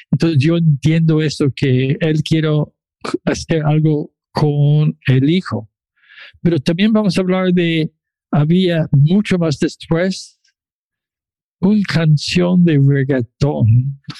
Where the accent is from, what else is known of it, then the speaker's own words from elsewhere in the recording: Chile; now in Toronto, Canada; Yo soy chileno de Toronto.